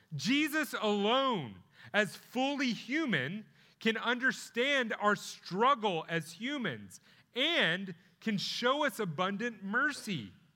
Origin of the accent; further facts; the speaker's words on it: Plano, Texas, United States; now in Grayson County, United States; I'm from Plano. Uh, that's where I went to high school